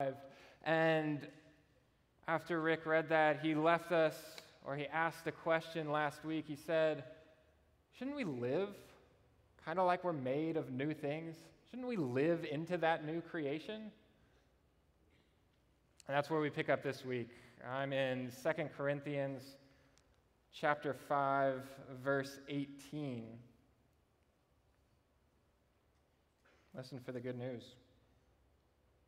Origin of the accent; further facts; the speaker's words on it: Austin, Texas, United States; my home church, the church I grew up in Austin